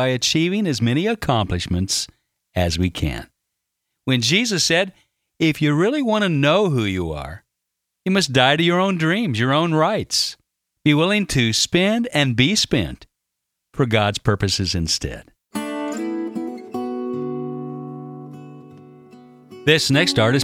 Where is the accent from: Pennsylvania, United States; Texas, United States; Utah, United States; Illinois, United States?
Illinois, United States; Carbondale; moved away as an adult; also born or lived in Woodland Hills, California; my hometown of Carbondale, Illinois